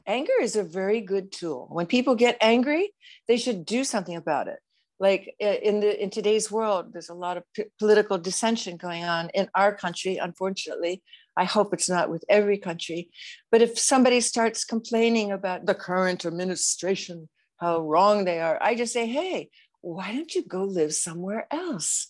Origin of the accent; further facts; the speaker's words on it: United States; I'm an American